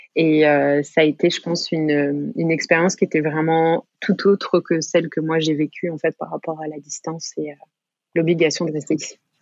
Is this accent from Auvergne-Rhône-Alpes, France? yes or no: no; Pays de la Loire, France; moved away as an adult; also born or lived in Gatineau, Canada; now in Montreal, Canada; j'ai jamais habité dans un autre pays que la France avant ça. J'avais fait mes études euh, à une heure de chez moi à Nantes.